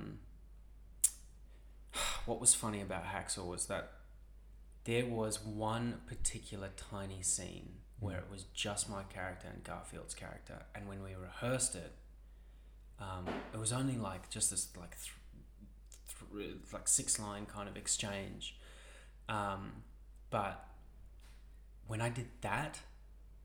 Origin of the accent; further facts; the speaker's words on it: South Africa; now in Australia; I'm South African